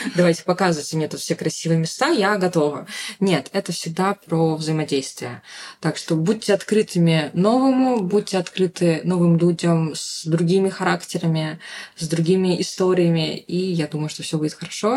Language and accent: Russian; Saint Petersburg, Russia; moved away as an adult; also born or lived in Yekaterinburg; now in Bali, Indonesia; не в самом Петербурге, откуда я родом